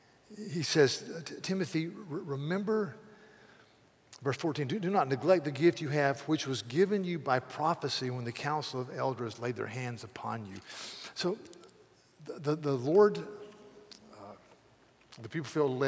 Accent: United States; as an American

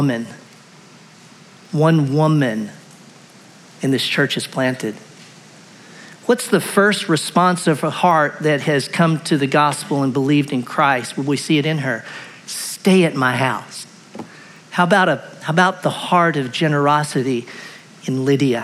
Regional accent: Clarksville, Tennessee, United States; I grew up in Clarksville, Tennessee, or at least eighth grade on

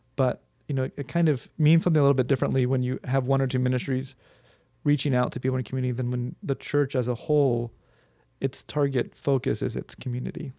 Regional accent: Huntington Beach, California, United States; I grew up in Huntington Beach

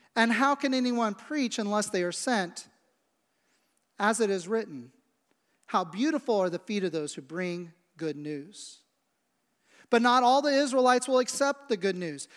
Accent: Midwest, United States; also born or lived in West Shore area, Cumberland County, Pennsylvania; now in Lancaster County, United States; I grew up in the Midwest

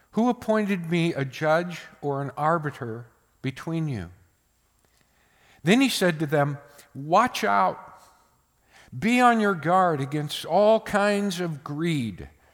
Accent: United States; born in America

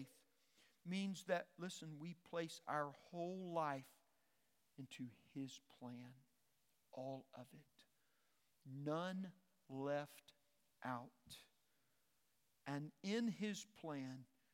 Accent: Arkansas, United States; I'm from Arkansas

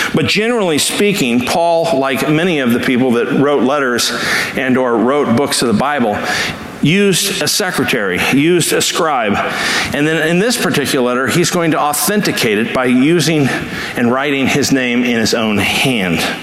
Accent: Los Angeles, California, United States; as a kid, uh, growing up in Los Angeles

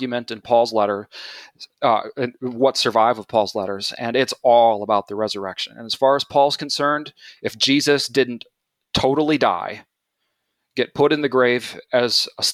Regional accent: Midwest, United States; now in Melbourne, Australia; I grew up Christian in the Midwest

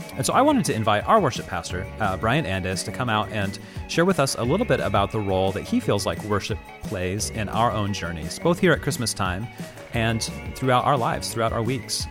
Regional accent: Midwest, United States; moved away; Growing up in the Midwest

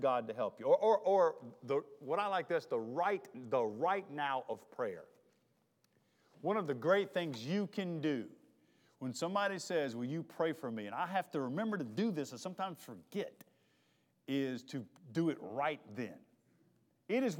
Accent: Charlotte, North Carolina, United States; moved away; also born or lived in Mississippi; I'm from Charlotte

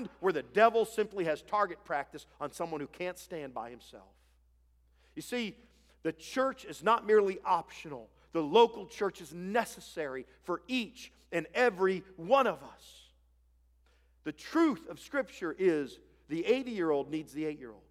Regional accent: Ohio, United States; moved away as an adult; I grew up in Ohio

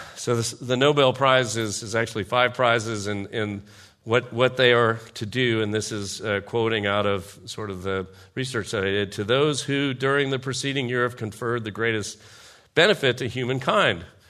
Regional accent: United States; I'm a patriot, I'm an American, I served in the military

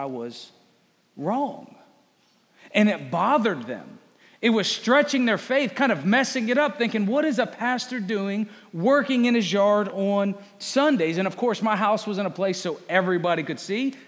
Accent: Fredericksburg, Virginia, United States; moved away as an adult; also born or lived in Appalachian Mountains, Virginia; now in Conway, United States; I'm from this area of Virginia, Fredericksburg, Spotsylvania. This is home. That's where I lived for 30-some years.

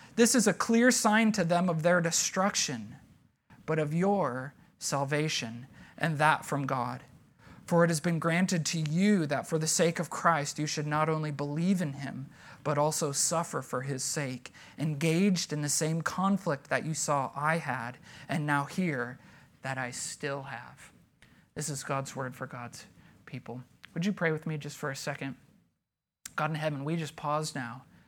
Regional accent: United States

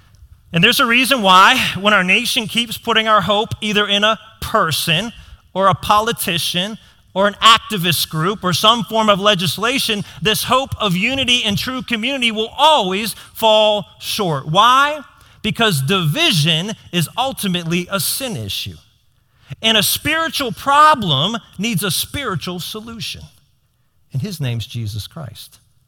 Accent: South Fayette, Pennsylvania, United States; That's my community. I grew up in South Fayette. My community is South Fayette.

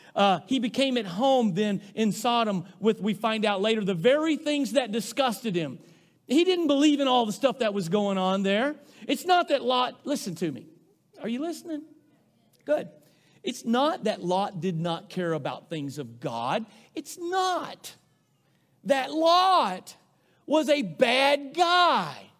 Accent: Rosebud, United States; moved away; growing up in Rosebud

